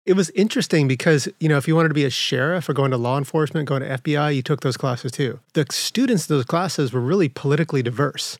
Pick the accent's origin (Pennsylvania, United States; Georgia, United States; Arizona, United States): Arizona, United States; Winslow; also born or lived in San Jose, California; I was born in San Jose, California, but really grew up in Winslow, railroad town.